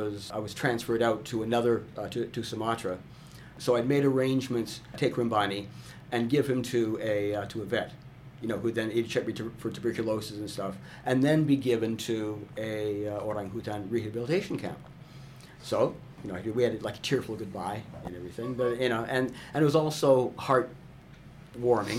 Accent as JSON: {"language": "English", "country": "Canada", "also_born_or_lived": "Vancouver / Indonesia", "moved": "as an adult", "said": "I'm Canadian, not American"}